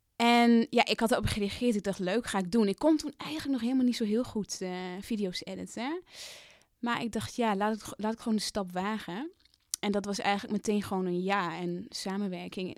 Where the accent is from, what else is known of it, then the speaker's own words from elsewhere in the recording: Drenthe, Netherlands; moved away; also born or lived in Amsterdam; ik ben dat meisje uit Drenthe, maar ik ben ook nog steeds dat meisje dat naar de stad is gegaan